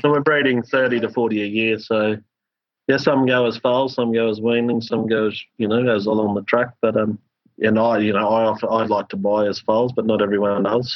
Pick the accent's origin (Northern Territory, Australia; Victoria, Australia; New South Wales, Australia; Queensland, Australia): Queensland, Australia; as a Queenslander